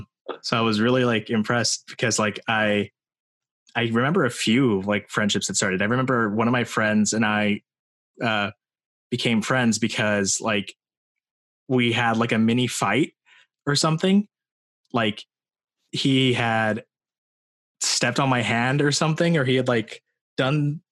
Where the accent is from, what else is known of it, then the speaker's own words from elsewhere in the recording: Morgan Hill, California, United States; What was it like for me growing up in Morgan Hill? I don't know. Like, I mean, obviously good